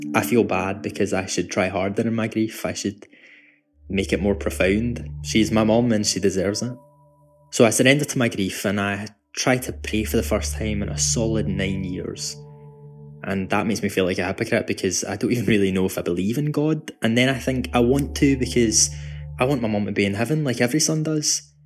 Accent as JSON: {"language": "English", "town": "Glasgow", "region": "Scotland", "country": "United Kingdom", "said": "I'm from Glasgow, which is where I'm talking to you from right now."}